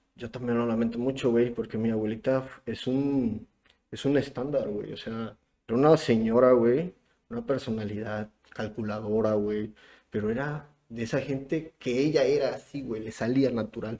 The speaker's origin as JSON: {"language": "Spanish", "town": "Acapulco", "region": "Guerrero", "country": "Mexico", "also_born_or_lived": "Puebla", "moved": "as an adult", "said": "yo soy de Acapulco. Soy de Acapulco"}